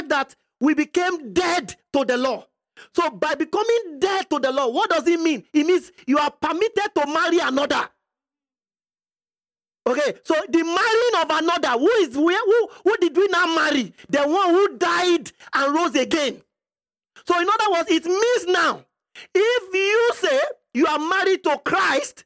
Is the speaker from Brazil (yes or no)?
no; Nigeria; I'm from Nigeria